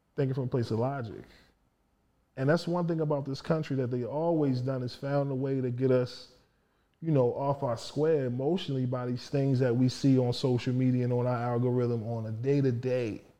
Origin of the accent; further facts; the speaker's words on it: Baltimore, Maryland, United States; I'm from Baltimore